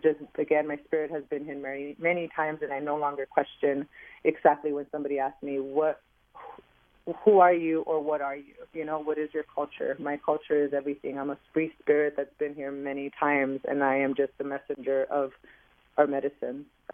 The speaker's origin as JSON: {"language": "English", "town": "Los Angeles", "region": "California", "country": "United States", "tie": "born or raised there", "said": "I was born and raised in East LA. I am the youngest out of 8 children. I am the youngest out of 6 daughters that my mom had and 2 boys."}